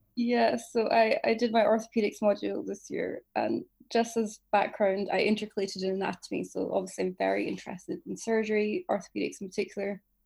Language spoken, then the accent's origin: English; Edinburgh, Scotland, United Kingdom; born and raised in Edinburgh. I'm ethnically Pakistani, if you didn't know. Um, I've spent my whole life here